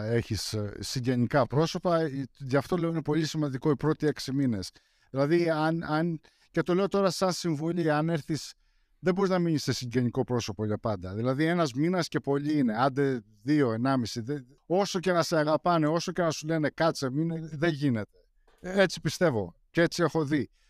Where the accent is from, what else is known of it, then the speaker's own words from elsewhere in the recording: Greece; now in United States; Γεννήθηκα εδώ πέρα, αλλά μεγάλωσα στην Ελλάδα. Δηλαδή, όταν ήταν να πάω δημοτικό, μετακόμισαν. Οπότε πήγα δημοτικό γυμνάσιο Λύκειο και στρατό στην Ελλάδα.